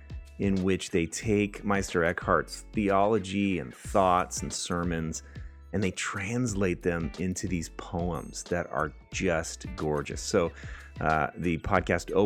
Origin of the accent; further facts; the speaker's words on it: California, United States; now in Minnesota, United States; I grew up in California